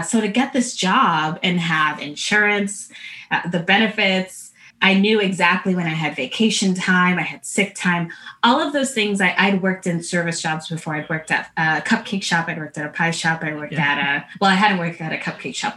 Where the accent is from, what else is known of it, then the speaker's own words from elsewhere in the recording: Connecticut, United States; I had also been used to being the only Black girl as a kid when I grew up in Connecticut